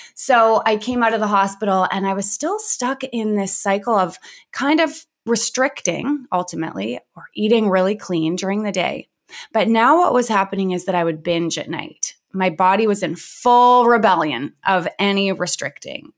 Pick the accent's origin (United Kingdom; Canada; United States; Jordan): Canada; Vancouver, British Columbia; I grew up in Vancouver, B C, and I had a very quote unquote normal upbringing.